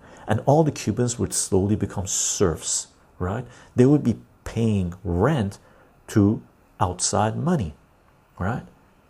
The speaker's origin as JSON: {"language": "English", "country": "Canada", "said": "me as a Canadian"}